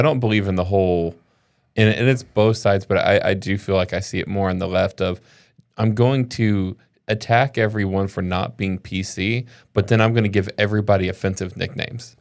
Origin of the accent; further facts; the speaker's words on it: the South, United States; I grew up in the South